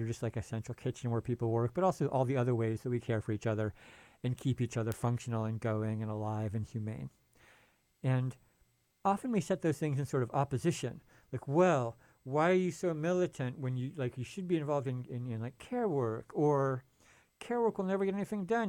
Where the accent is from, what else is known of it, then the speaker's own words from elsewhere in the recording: San Francisco, California, United States; I'm from the Bay Area and San Francisco.